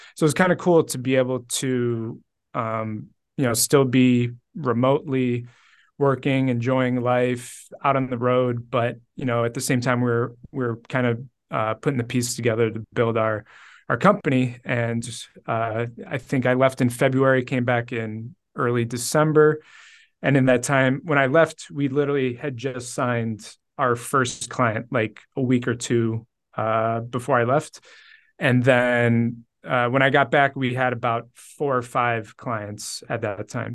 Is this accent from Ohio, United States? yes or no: yes; Cleveland, Ohio, United States; born and raised in Cleveland